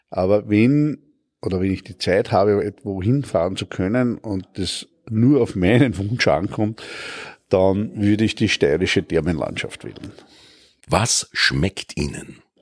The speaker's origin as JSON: {"language": "German", "town": "Hartberg", "region": "Styria", "country": "Austria", "tie": "born there", "said": "Ich bin in Hartberg in der Steiermark geboren, weil meine Eltern stammen aus der Oststeiermark und sind in den Mitte der 60er Jahre nach Wien übersiedelt"}